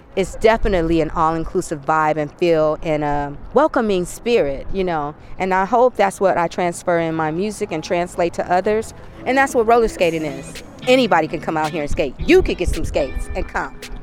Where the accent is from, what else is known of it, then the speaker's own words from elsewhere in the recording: Flint, Michigan, United States; now in Bay Area, United States; I grew up on gospel. I grew up on R&B. I'm from Flint